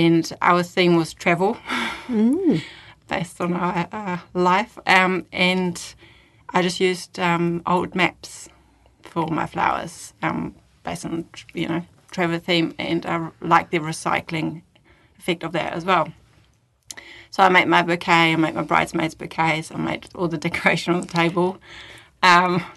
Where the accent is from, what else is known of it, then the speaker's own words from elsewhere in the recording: Germany; moved away as an adult; now in Christchurch, New Zealand; I was actually born and raised in Germany.